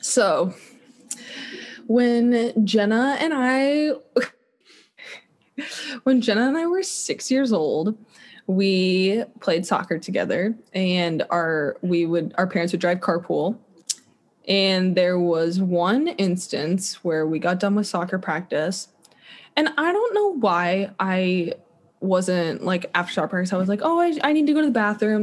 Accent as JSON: {"language": "English", "town": "Kansas City", "region": "Missouri", "country": "United States", "tie": "born or raised there", "moved": "yes", "said": "I want to be in Kansas City. Just it's my hometown"}